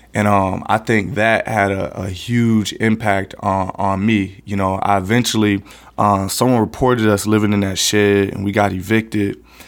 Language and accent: English; West Palm Beach, Florida, United States; I grew up right here in the Tamarind Corridor of West Palm Beach